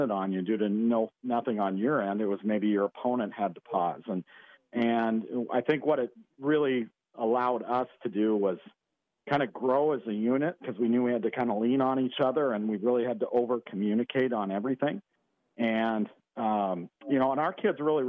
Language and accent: English; Western Montana, United States; also born or lived in North Dakota; now in San Diego, United States; I grew up in Western Montana